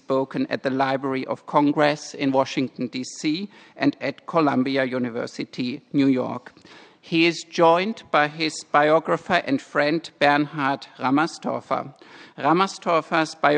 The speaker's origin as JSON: {"language": "English", "town": "Graz", "region": "Styria", "country": "Austria", "moved": "as an adult", "lives_now": "Stanford, United States", "said": "I am from Graz in Austria and currently at Stanford as the Austrian visiting chair professor."}